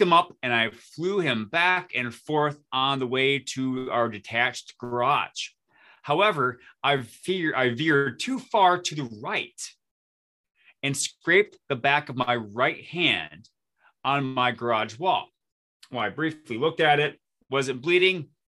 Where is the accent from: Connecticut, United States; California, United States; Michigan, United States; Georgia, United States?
Michigan, United States; Flint; moved away as an adult; now in New Ulm, United States; I grew up in the Flint, Michigan area. And in 2002, I moved to New Ulm, Minnesota